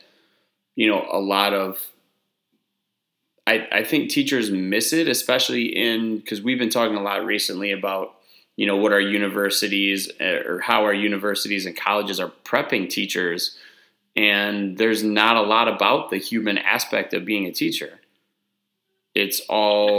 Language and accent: English; Wisconsin, United States; moved away as an adult; also born or lived in Minnesota / Texas; where I grew up in Wisconsin